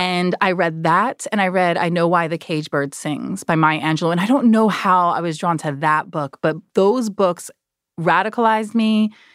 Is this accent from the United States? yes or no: yes; New Jersey, United States; I'm from Jersey